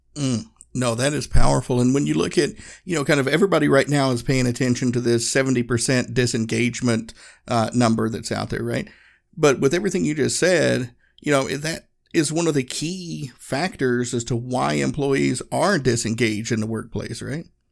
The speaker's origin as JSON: {"language": "English", "region": "Northeast Tennessee", "country": "United States", "tie": "born or raised there", "moved": "yes", "said": "I grew up in Northeast Tennessee. My hometown was a small town in the Smoky Mountains"}